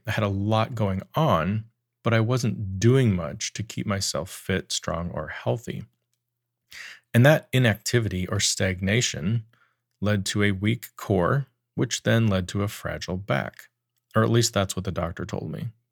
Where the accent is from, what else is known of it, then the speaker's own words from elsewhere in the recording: Wyoming, United States; I grew up in Wyoming